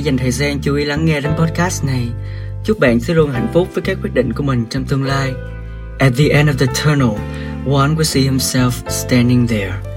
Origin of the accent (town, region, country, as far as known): Vietnam